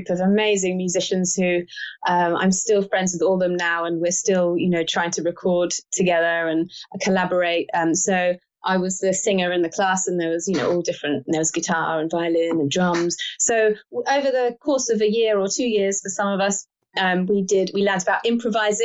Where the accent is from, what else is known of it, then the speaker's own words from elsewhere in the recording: London, United Kingdom; also born or lived in Spain / United States; I grew up in London my entire life